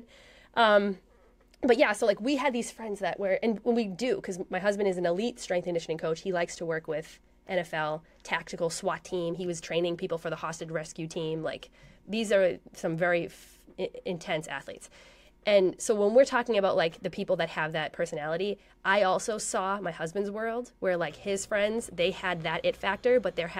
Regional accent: Massachusetts, United States; moved away; also born or lived in Colorado; I'm from Massachusetts

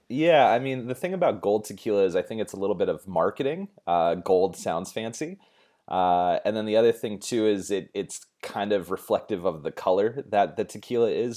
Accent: United States; as an American

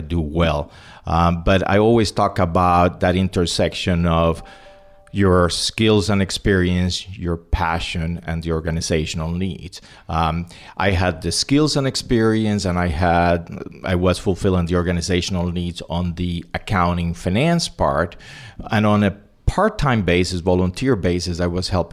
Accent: Puerto Rico; also born or lived in Cuba / Spain; I was born in Cuba, grew up in Spain and Puerto Rico, graduated from the University of Puerto Rico

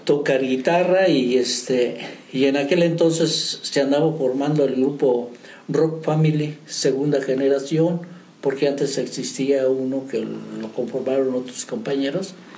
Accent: San Martín Chalchicuautla, San Luis Potosí, Mexico; moved away as an adult; now in San Juan del Río, Mexico; De San Martín, Chalchihuapla, San Luis Potosí, la Huasteca Potosina.

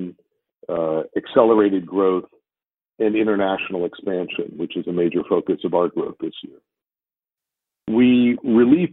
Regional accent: San Francisco, California, United States; I was born and raised in San Francisco

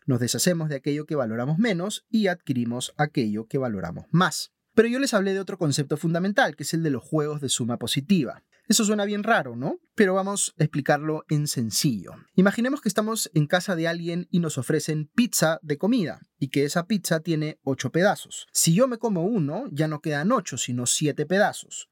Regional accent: Peru

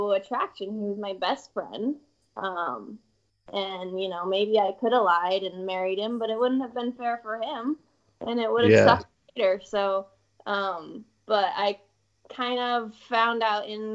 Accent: Seattle, Washington, United States; I'm from Seattle, Washington, much more progressive, liberal, very different

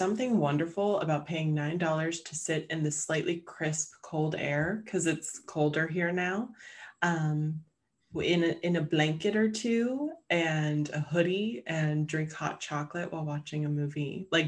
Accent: Pittsburgh area, Pennsylvania, United States; moved away as an adult; now in Pittsburgh, United States; my hometown, they are filming three movies or / Netflix series that are based in the 1940s because our main street has not changed.

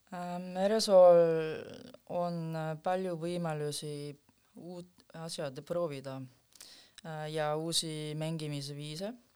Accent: South Korea; Estonian is a second language; now in Estonia; ma ise tul-, tulin eh, Lõuna-Koreast

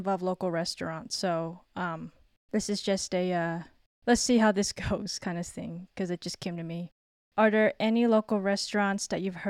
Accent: Southern California, United States; I'm from SoCal

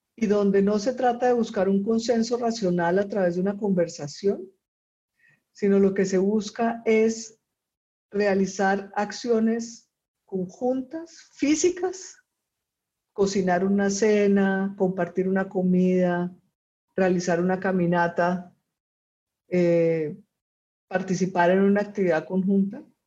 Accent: Colombia; also born or lived in Costa Rica; now in Chile; soy colombiana y vivo en Chile ahora, pero antes de vivir en Chile vivía en Costa Rica.

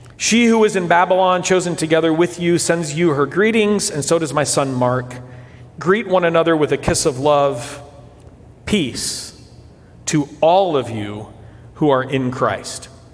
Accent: São Paulo, Brazil; moved away; As a kid growing up in Brazil

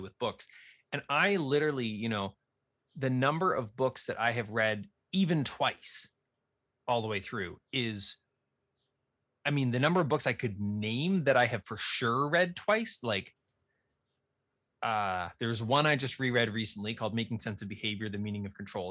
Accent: Nova Scotia, Canada; where I grew up in Nova Scotia

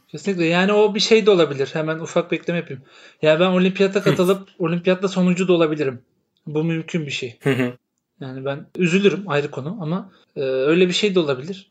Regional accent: İzmir, Turkey; bir İzmirli olarak.

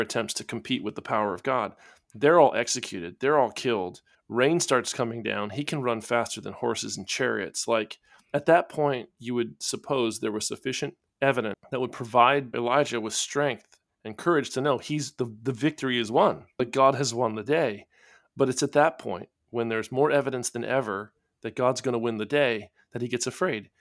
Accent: Florida, United States; I come from Florida

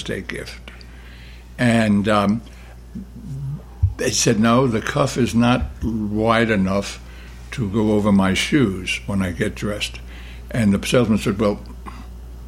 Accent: New York City, New York, United States; When I grew up in Brooklyn, the neighborhoods were very, very isolated one from the other

